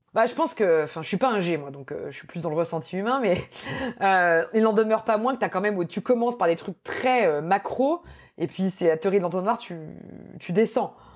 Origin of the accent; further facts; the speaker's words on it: France; moved away; also born or lived in United States; quand on est français